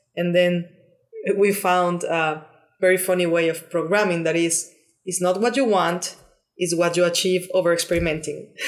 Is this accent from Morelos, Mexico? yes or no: yes; Cuernavaca, Morelos, Mexico; moved away as an adult; now in Barcelona, Spain; I'm Mexican. I was born and raised in Mexico